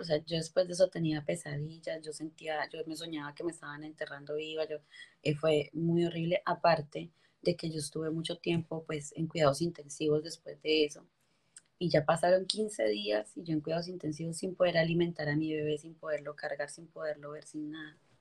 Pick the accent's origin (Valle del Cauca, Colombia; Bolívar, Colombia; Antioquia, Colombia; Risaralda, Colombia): Valle del Cauca, Colombia; Ulloa; moved away as an adult; also born or lived in Armenia, Quindío; yo soy colombiana, yo soy de Armenia Quindío, me crié en un pueblito que se llama Ulloa Valle